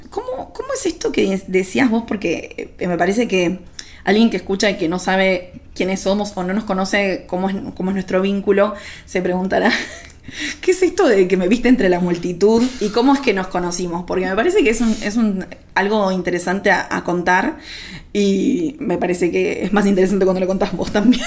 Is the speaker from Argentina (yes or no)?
yes; Argentina